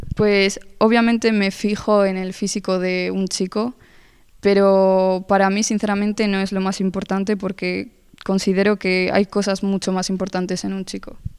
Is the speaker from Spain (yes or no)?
yes; Spain; yo nací aquí en España, llevo toda la vida aquí, pero mis orígenes son colombianos, toda mi familia es colombiana